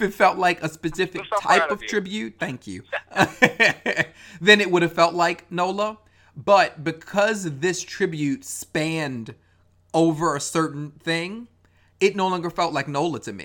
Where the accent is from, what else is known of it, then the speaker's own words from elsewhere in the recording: Baltimore, Maryland, United States; that being my hometown